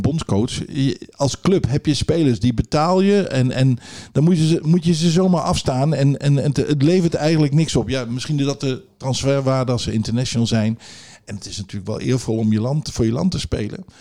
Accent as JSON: {"language": "Dutch", "town": "Zwolle", "region": "Overijssel", "country": "Netherlands", "tie": "born or raised there", "also_born_or_lived": "Groningen", "said": "ik ben in Zwolle geboren, opgegroeid"}